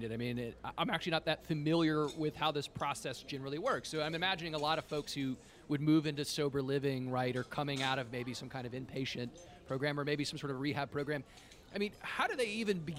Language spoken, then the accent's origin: English; the South, United States; I grew up here in the South, and like a lot of us, we're like kind of raised to not talk about money